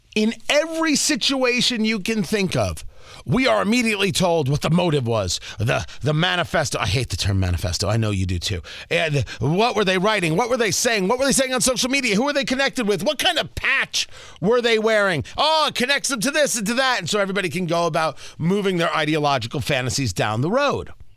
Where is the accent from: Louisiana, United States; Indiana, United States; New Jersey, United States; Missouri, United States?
New Jersey, United States; Middletown; moved away; I grew up in Middletown, New Jersey